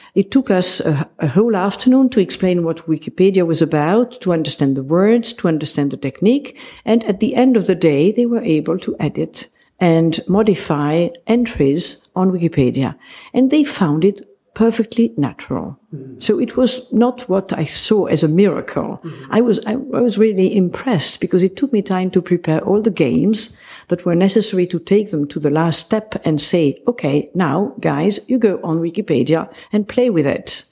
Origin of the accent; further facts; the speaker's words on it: Geneva, Switzerland; now in Esino Lario, Italy; my family is Swiss. I'm from Geneva. And I married an Italian